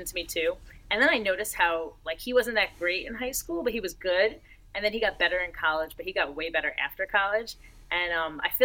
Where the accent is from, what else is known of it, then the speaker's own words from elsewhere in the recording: Marlboro, New Jersey, United States; moved away as an adult; also born or lived in Florida; now in Orlando, United States; She went to my high school in New Jersey because I grew up in New Jersey from like 7 to 18.